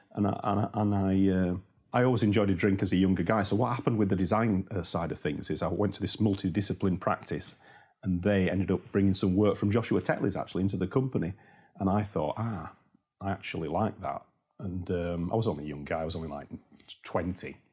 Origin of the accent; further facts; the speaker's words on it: Yorkshire and the Humber, United Kingdom; accent: Yorkshire; I'm from Yorkshire